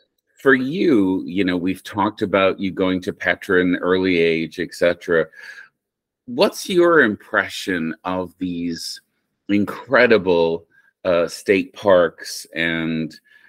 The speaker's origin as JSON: {"language": "English", "country": "Ireland", "tie": "born or raised there", "moved": "yes", "lives_now": "United States", "said": "being born and raised in Ireland"}